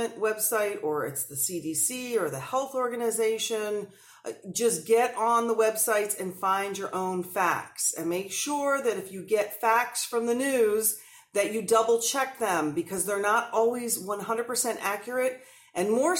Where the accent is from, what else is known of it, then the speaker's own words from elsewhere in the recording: New Jersey, United States; I'm an Italian from New Jersey